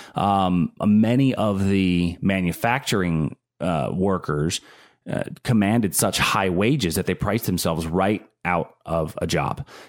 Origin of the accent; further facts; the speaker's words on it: Pittsburgh, Pennsylvania, United States; I'm from Pittsburgh. I'm a Pittsburgh guy.